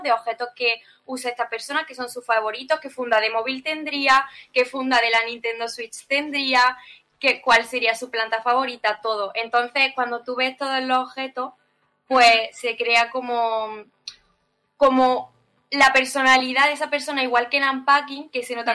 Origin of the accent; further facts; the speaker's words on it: Andalusia, Spain; como andaluces que somos españoles